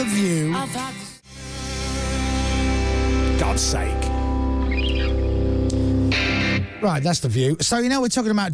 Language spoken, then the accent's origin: English; Leeds, Yorkshire and the Humber, United Kingdom; moved away as an adult; also born or lived in Luxembourg / Bradford / Stoke-on-Trent / Milton Keynes; now in London, United Kingdom; I was born in Leeds